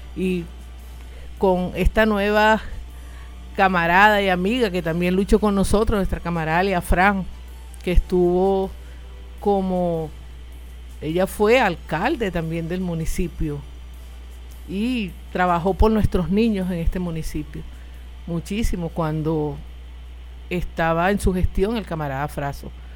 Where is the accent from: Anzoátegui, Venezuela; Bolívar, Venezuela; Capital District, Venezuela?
Anzoátegui, Venezuela; Anaco; la camarada Petra y mi persona somos nativas de este municipio